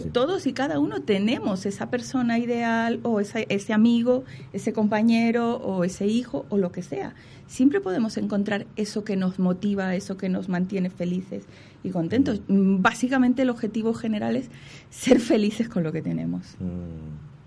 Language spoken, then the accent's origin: Spanish; Ecuador; yo soy ecuatoriana